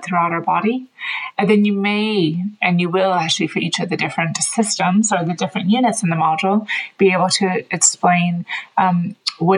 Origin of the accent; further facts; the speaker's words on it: Oakland, California, United States; moved away as an adult; also born or lived in Dublin, Ireland; now in Galway, Ireland; I'm originally from Oakland, California, but I've lived in Ireland for about 20 years now.